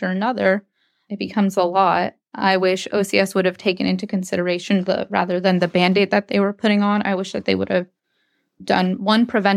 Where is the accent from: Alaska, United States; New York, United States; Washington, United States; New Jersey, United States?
Alaska, United States; Anchorage; I grew up in Anchorage with my siblings until 2005.